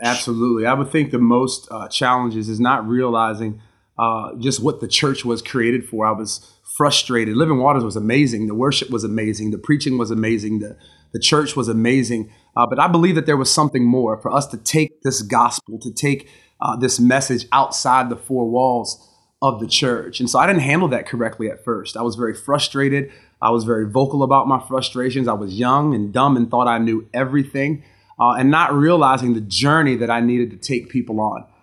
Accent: Gambrills, Maryland, United States; I grew up, uh, in Maryland, uh, in a town, uh, called Gambrils, Maryland, uh, which is outside

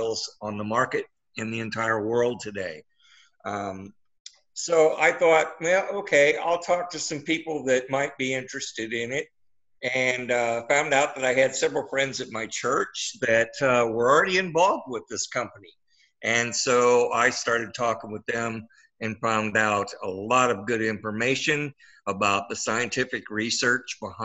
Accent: Midwest, United States; now in Wentzville, United States; I was born and raised in the Midwest

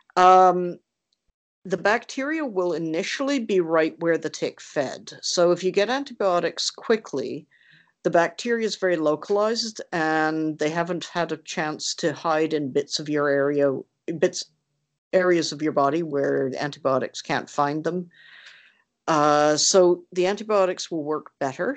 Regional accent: Canada; being Canadian

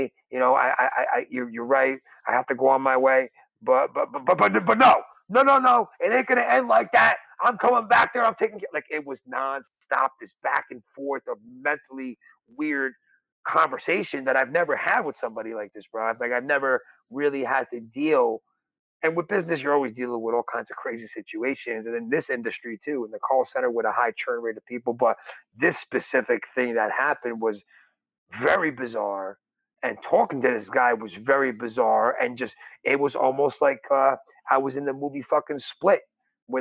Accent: New Jersey, United States; I'm from New Jersey here, and I've been around some bad stuff over here

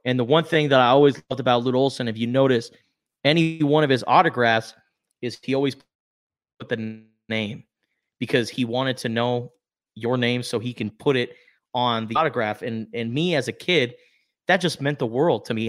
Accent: Tucson, Arizona, United States; growing up in Tucson, Arizona

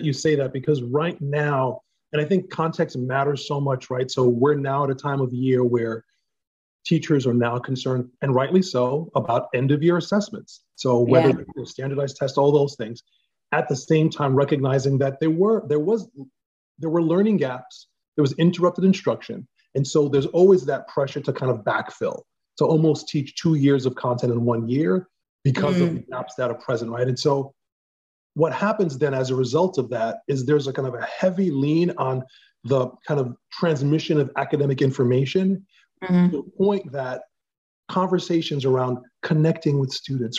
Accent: New York City, New York, United States; Black male, educated in New York. So I had an interesting journey because my dad was in the military. And so I was born in the Bronx. I was in elementary school, Catholic elementary school.

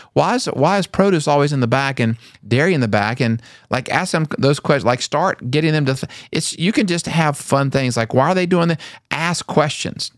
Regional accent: North Carolina, United States; I grew up in North Carolina

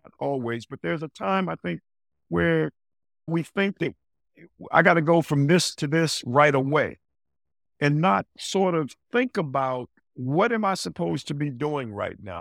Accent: Greensboro, North Carolina, United States; moved away; growing up in Greensboro, North Carolina

